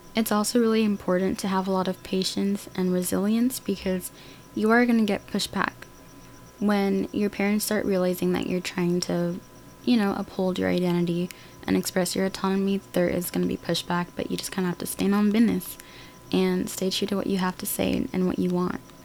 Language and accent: English; United States; Learning and growing up in America